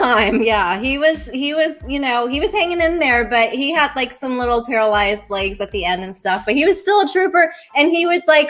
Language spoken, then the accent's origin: English; Denver, Colorado, United States; moved away as an adult; now in Gainesville, United States; I'm actually from Denver, Colorado, but I moved here about 10 years ago now.